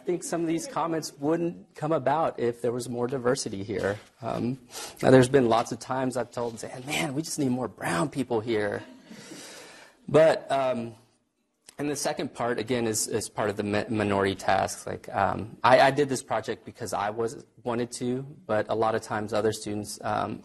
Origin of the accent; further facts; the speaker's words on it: Texas, United States; moved away; I'm from Texas.